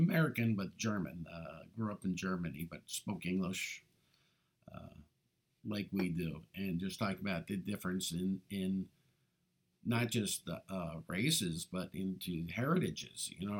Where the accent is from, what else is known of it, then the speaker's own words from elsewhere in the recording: Ireland; not focus on our weaknesses, because we're Irish. We know we got a lot of weaknesses.